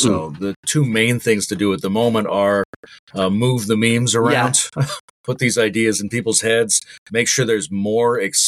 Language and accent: English; Canada; now in Ontario, Canada; as a Canadian